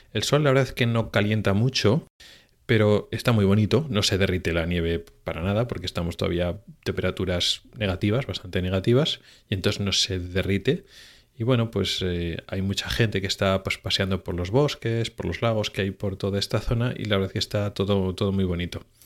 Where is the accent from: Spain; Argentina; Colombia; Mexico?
Spain; moved away as an adult; now in Sweden; yo vengo de España